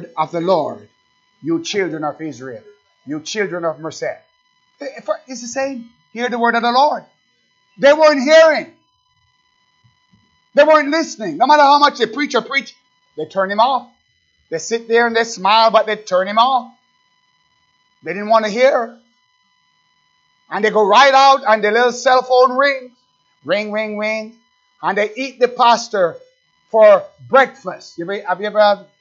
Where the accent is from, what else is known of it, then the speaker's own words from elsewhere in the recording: Jamaica; accent: Jamaican; That's my Jamaican accent